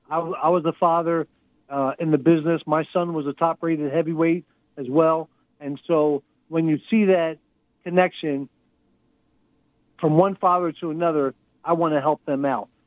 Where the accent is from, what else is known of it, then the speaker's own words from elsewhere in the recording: Texas, United States; my second home is really in Houston, Texas. But uh, so I'm a Texan, all right.